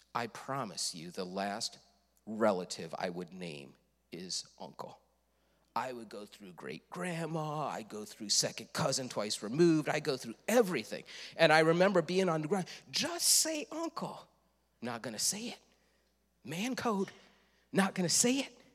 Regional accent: Leroy, United States; I am from Leroy

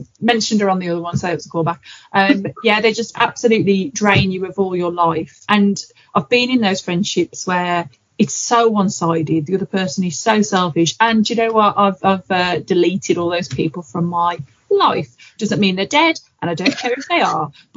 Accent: Black Country, West Midlands, United Kingdom; I'm from the Black Country, guys. Everyone thinks I'm from Birmingham, from Black Country.

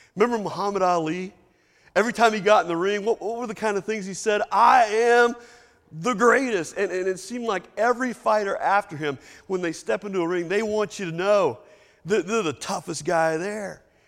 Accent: Lexington, Kentucky, United States; moved away as an adult; I've been gone for thirty years from Lexington, Kentucky

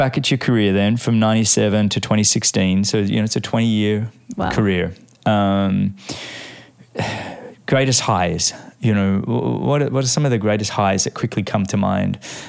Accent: Australia; as an Australian

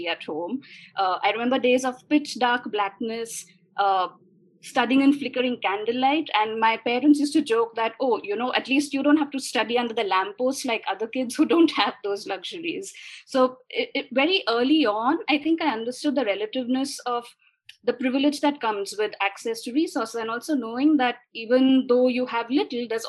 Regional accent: Pune, Maharashtra, India; also born or lived in United States; So I grew up in Pune, where I am right now

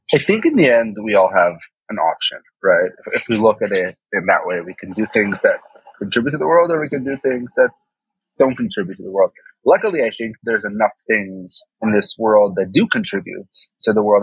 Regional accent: Israel; I didn't pass the actual exam that every Israeli goes through in, in, third grade

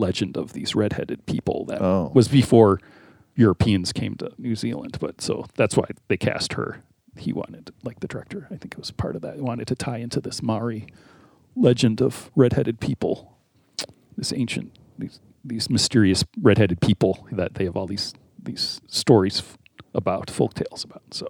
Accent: United States; being American

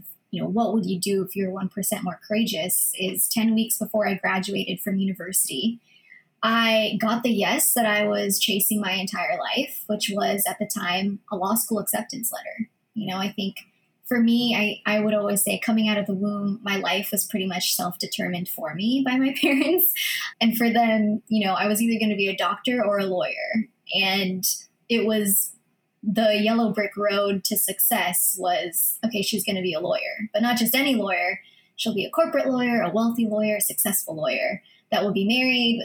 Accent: United States; first language Filipino; English is a second language; I'm Filipino American. I grew up actually speaking Filipino first before English

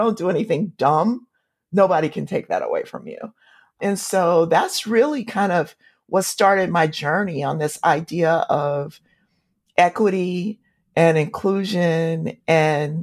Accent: Compton, California, United States; also born or lived in Tulsa, Oklahoma; moving to California and growing up in Compton, where both my parents were school teachers

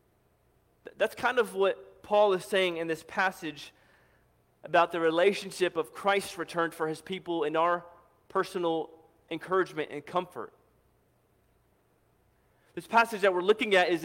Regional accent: St. Louis, Missouri, United States; moved away as an adult; I grew up in St. Louis

